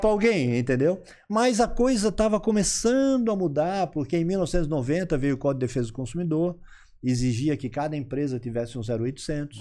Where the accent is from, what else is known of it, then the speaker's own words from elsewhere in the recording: Florianópolis, Santa Catarina, Brazil; eu sou eu sou manezinho da ilha, como a gente costuma dizer, aquelas pessoas que nasceram aqui, né? Então eu tenho 59